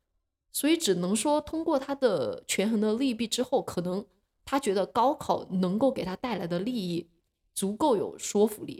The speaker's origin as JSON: {"language": "Chinese", "country": "China", "said": "对，就是造成了，由于我们中国人多，呃，这种高考就变得特别的内卷。"}